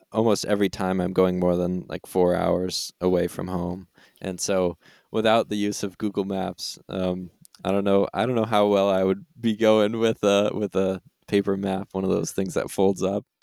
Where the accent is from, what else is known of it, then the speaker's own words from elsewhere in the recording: Vermont, United States; I am also from Vermont, Vermont native